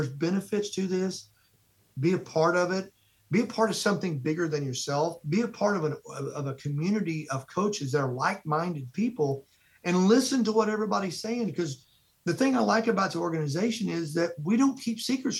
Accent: Midwest, United States; being a Midwesterner

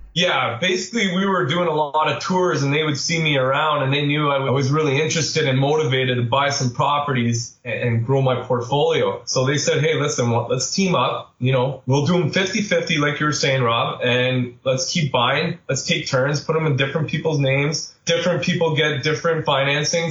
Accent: Sudbury, Ontario, Canada; moved away as an adult; also born or lived in Pickering; I am from Sudbury and I got a great job offer right out of college. So I moved to Pickering

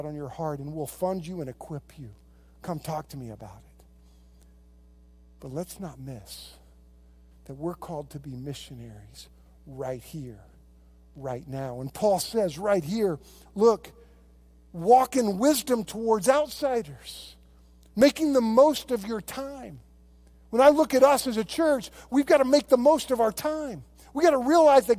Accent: United States; I love being an American. I love being here. And I love my country

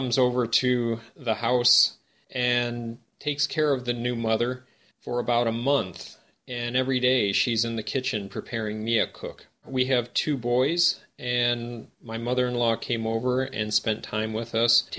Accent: United States; moved away as an adult; now in Seoul, South Korea; I'm an American who's been living in Seoul, Korea for many years now

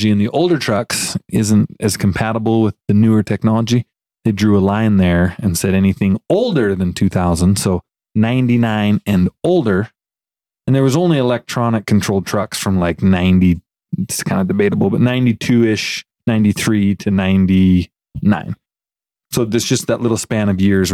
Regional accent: Fairfield, Montana, United States; born or raised there; moved away; also born or lived in Lewistown, Montana

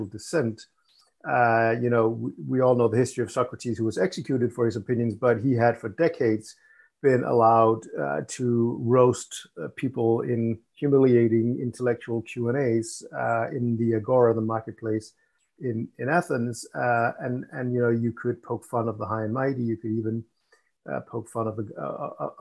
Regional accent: Copenhagen, Capital Region of Denmark, Denmark; I was born here in Copenhagen, Denmark. Have spent most of my life here

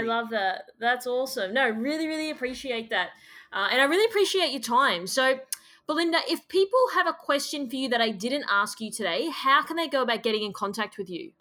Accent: Australia; as an Australian person

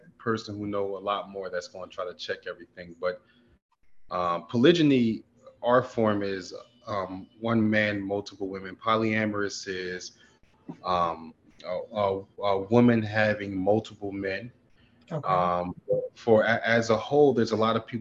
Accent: Philadelphia, Pennsylvania, United States; now in Atlanta, United States; I'm from Philly

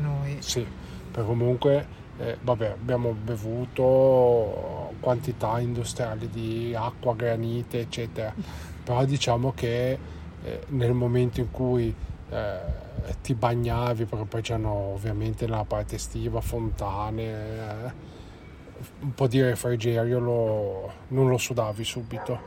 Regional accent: Genoa, Liguria, Italy; noi siamo di Genova

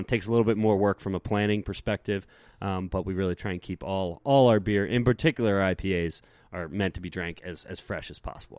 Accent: East Coast, United States; moved away; since I was really young growing up on the East Coast

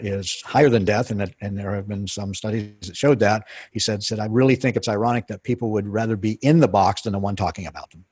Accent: Pennsylvania, United States; moved away as an adult; I grew up in Pennsylvania

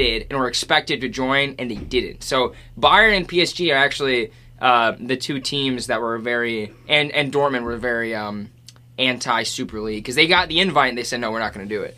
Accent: United States; As an American sports fan

